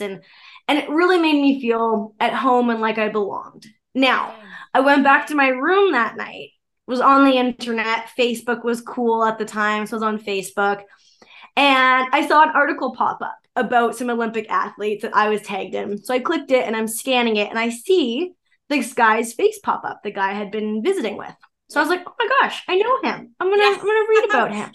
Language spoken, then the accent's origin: English; Canada; I'm Canadian.